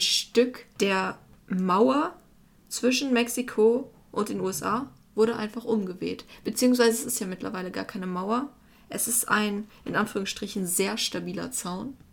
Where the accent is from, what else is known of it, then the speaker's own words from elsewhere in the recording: Germany; also als Deutscher